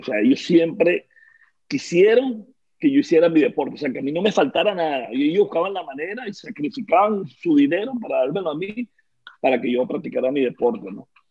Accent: Petare, Miranda, Venezuela; Nací en Caracas, en eh, la, universidad, mira yo, en la maternidad Concesión Palacio, pero me crié en Petare, ¿no? en Petare viví mis primeros 20 años de, de vida

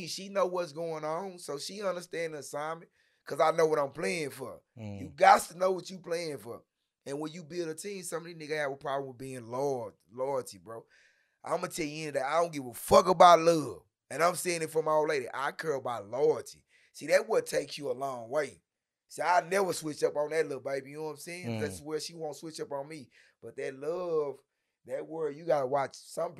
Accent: Dallas, Texas, United States; North Ellis, Hamilton Park, fresh off the island.

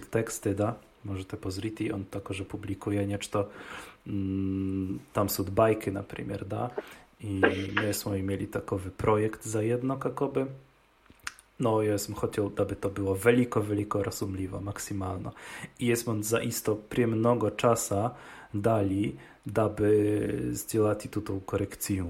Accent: Opole Voivodeship, Poland; U nas w Opolskie

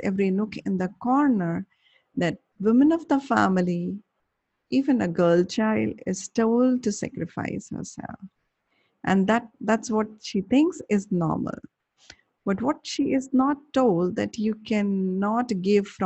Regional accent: India; I'm from India.

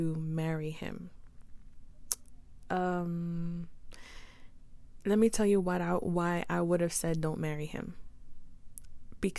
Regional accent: New York City, New York, United States; I say Queens, New York, I say my mom is Guatemalan and my dad is Puerto Rican

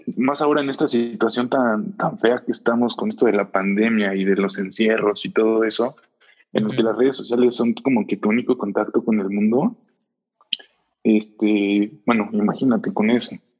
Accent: Puebla, Mexico; moved away as an adult; now in Querétaro, Mexico; yo soy de Puebla, yo, yo toda mi vida he vivido en Puebla y hace aproximadamente un año, poco más de un año, cambié de ciudad, vine a vivir a Querétaro.

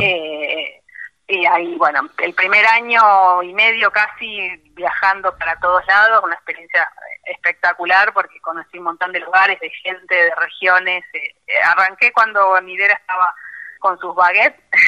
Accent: La Plata, Buenos Aires Province, Argentina; moved away as an adult; now in General Villegas, Argentina; recibida en La Plata, de donde soy eh, original.

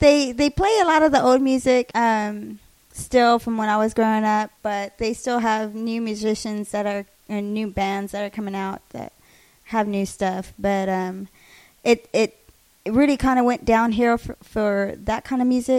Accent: San Marcos, Texas, United States; growing up in San Marcos

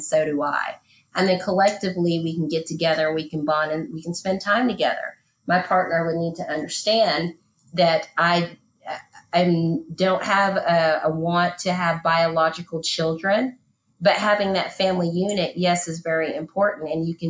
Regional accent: Texas, United States; I'm not going to take anything from East Texas with me, because that's old wineskins.

